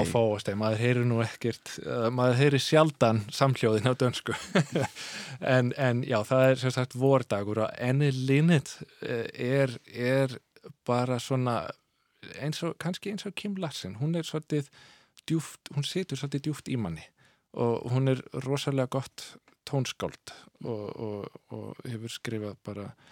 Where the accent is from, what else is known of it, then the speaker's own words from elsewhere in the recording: Solrød Strand, Zealand, Denmark; first language Danish; Icelandic is a second language; moved away as an adult; also born or lived in Jutland / Copenhagen; now in Iceland; ég ólst upp á austur Sjálandi í, í svona litlum að, að, að, hérna, á dönskum mælikvarða